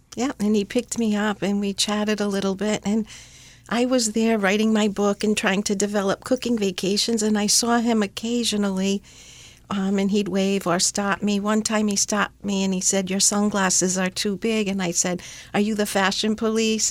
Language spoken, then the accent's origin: English; Rhode Island, United States; moved away as an adult; now in Positano, Italy; I grew up in Rhode Island in a humble Italian family